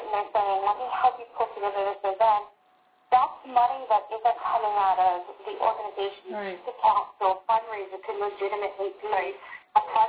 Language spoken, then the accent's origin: English; Lindenhurst, New York, United States; my hometown of Blankenhurst